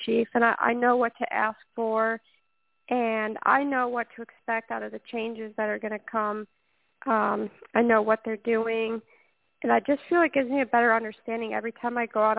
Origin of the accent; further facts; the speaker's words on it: Waterford, Michigan, United States; I started racing at the age of seven in quarter midgets back in my hometown of Waterford, Michigan.